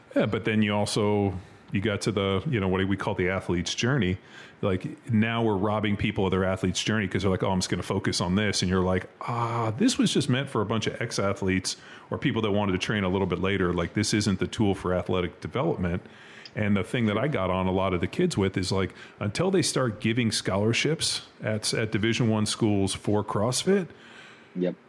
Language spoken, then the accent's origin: English; Southern California, United States; also born or lived in Kansas City; I grew up in Southern California. Like I grew up swimming in the ocean